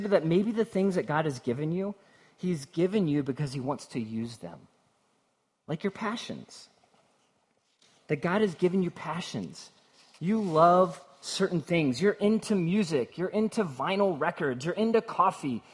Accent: Cincinnati, Ohio, United States; I'm from Cincinnati, and so I'm close enough that you can almost taste the bourbon

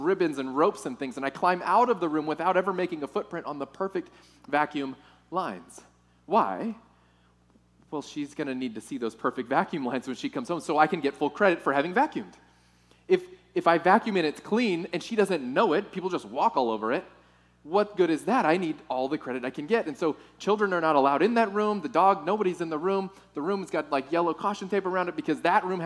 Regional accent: Texas, United States; moved away; I'm from Texas

